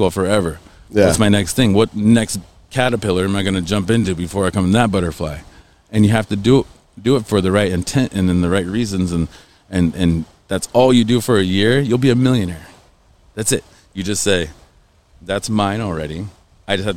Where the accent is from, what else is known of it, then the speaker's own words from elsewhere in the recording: Cushing, Oklahoma, United States; moved away as an adult; also born or lived in Stillwater, Oklahoma / Tulsa, Oklahoma / Indiana; I was born in Oklahoma in Stillwater, and I grew up in Cushing, which is like 26 minutes southeast of there.